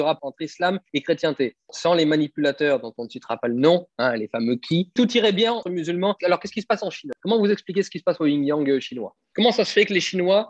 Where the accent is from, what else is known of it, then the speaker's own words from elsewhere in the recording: France; en tant que Français identitaire